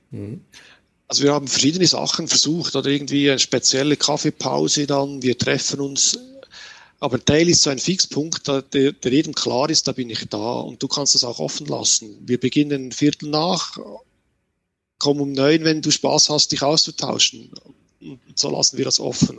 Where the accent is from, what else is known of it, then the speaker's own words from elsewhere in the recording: Switzerland; Bei uns in der Schweiz